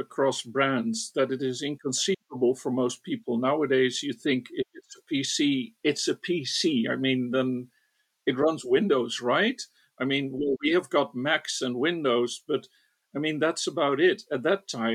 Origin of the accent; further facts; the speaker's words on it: northeast Netherlands, Netherlands; also born or lived in Rotterdam; eventually they settled in the northeast of the Netherlands. So I grew up, and for Dutch reference, far away from Amsterdam, and went to school there